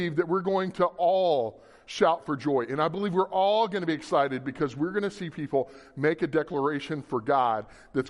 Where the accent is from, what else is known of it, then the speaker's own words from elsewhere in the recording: Louisiana, United States; now in Kansas, United States; I'm from Louisiana originally